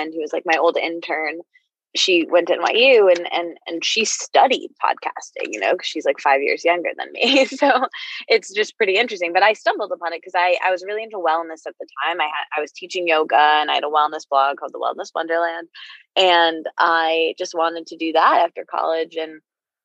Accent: Midwest, United States; I grew up in the Midwest with this family that like never really talks about anything

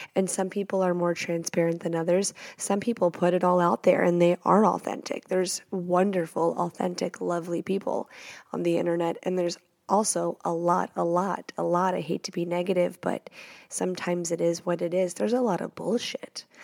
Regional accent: the South, United States; I'm from the South.

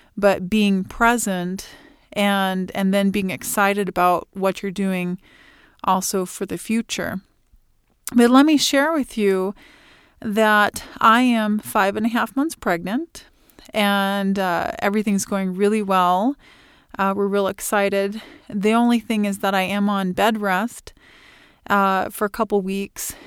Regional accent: Illinois, United States; moved away as an adult; now in Fort Collins, United States; I was born and raised in Illinois

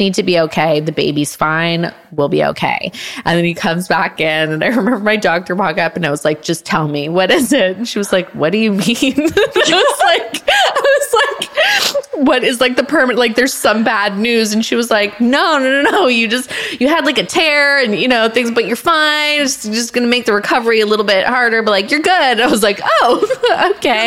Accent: Canada; moved away; It filmed in my hometown, so I got to be around my family for the first time in 10 oh, years

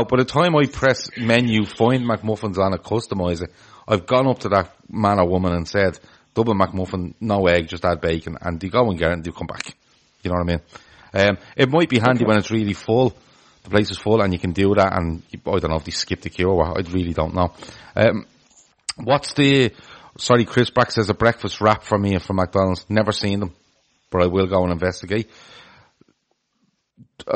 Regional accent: Ireland; as an Irish person

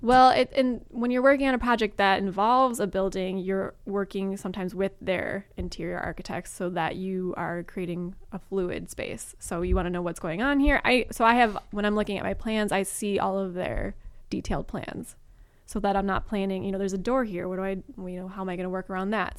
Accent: Chicago, Illinois, United States; moved away as an adult; now in Los Angeles, United States; I'm from Chicago, and so I'm used to deciduous trees

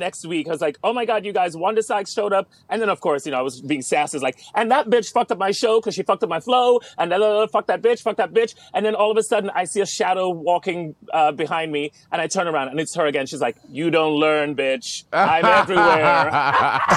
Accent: Jamaica; I'm Jamaican

